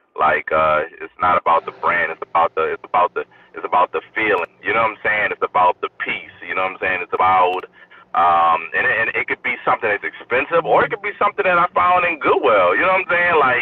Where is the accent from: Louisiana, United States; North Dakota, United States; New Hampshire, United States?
Louisiana, United States; New Orleans; moved away; growing up in New Orleans, I'm originally from New Orleans